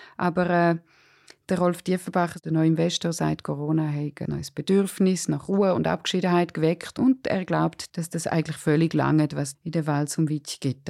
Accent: Surrein, Graubünden, Switzerland; als ich in den 80er und 90er Jahren in Surain aufgewachsen bin

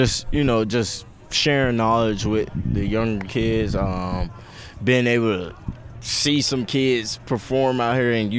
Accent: Florida, United States; I was always, like, an East Coast guy because I'm from Florida.

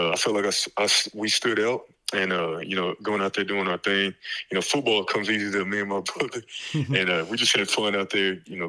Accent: Dallas, Texas, United States; moved away as an adult; also born or lived in Los Angeles, California; I'm from Dallas, Texas

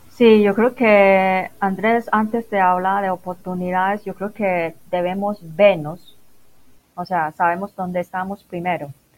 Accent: Macau; Spanish is a second language; moved away as an adult; also born or lived in Guangzhou, China / England; now in Medellín, Colombia; originalmente soy de Macao

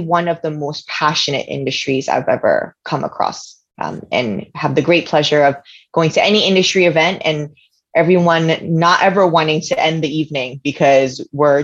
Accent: New York City, New York, United States; I'm actually one of the few weirdos that were actually born and raised in New York City

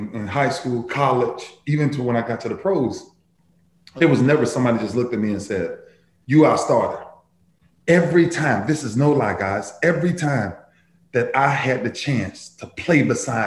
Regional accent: Lakeland, Florida, United States; So I'm originally from Lakeland, Florida, right between Orlando and Tampa

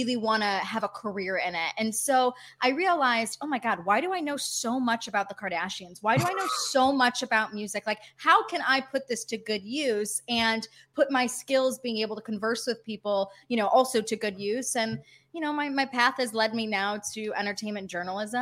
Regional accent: Detroit, Michigan, United States; moved away as an adult; now in Los Angeles, United States; I was born and raised in Metro Detroit.

